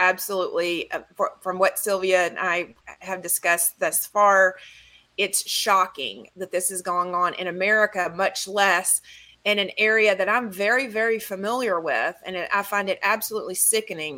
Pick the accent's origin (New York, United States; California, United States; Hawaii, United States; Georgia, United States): Georgia, United States; Georgia is really my home state